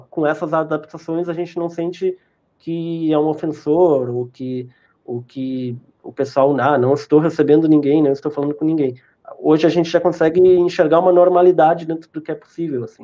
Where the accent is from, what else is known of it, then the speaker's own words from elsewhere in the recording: Rio Grande do Sul, Brazil; vocês são de Santos, eu sou do sul do Rio Grande do Sul, né, cara?